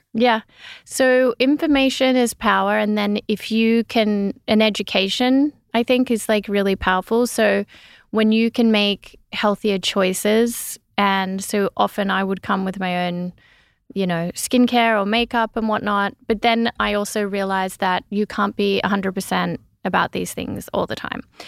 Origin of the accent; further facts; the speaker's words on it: Gunnedah, New South Wales, Australia; growing up in the little country town in Australia